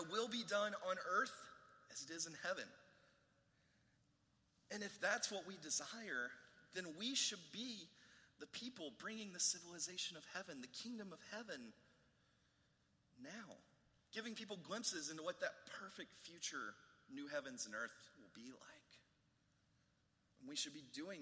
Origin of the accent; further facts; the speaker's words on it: United States; he could have identified me as an American